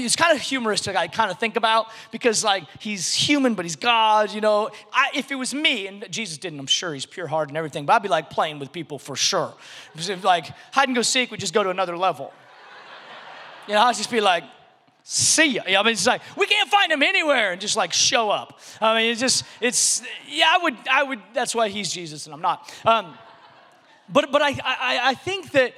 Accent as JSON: {"language": "English", "region": "a little city in Washington State", "country": "United States", "tie": "born or raised there", "moved": "yes", "said": "I grew up in this little city in Washington State. And so when people ask me where I'm from, I just say Seattle because that's the closest big city that people recognize."}